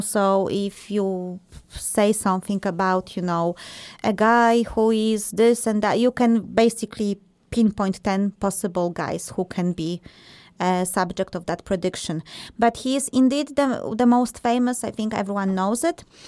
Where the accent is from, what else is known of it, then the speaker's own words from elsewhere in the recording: Poland; moved away; Marta and I, we are from Poland originally